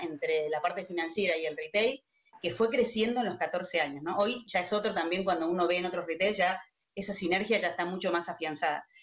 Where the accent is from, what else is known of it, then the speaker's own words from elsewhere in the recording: Río Gallegos, Santa Cruz, Argentina; moved away as an adult; now in Buenos Aires, Argentina; cuando vine a estudiar a Buenos Aires, soy de Río Gallegos, de Santa Cruz, no soy de acá.